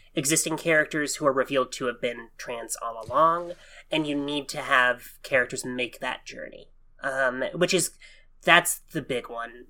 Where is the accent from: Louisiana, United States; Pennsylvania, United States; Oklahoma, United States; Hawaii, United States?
Oklahoma, United States; I'm born and raised in Oklahoma